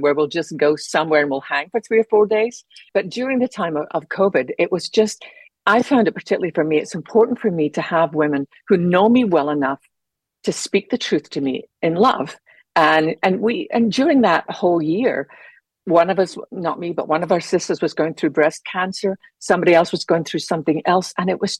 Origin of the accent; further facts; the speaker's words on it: Scotland, United Kingdom; moved away as an adult; also born or lived in London / Geneva, Switzerland / Holland; now in United States; growing up in Scotland